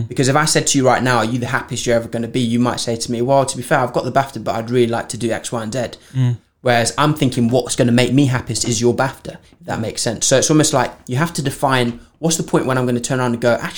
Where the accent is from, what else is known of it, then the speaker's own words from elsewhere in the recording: Framingham Pigot, East of England, United Kingdom; when I grew up in Norwich in a village called Framingham Piggott.